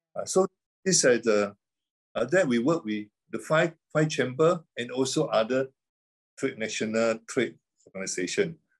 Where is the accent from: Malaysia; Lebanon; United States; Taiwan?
Malaysia; Terengganu; also born or lived in Canada; That's where I'm come from, my hometown.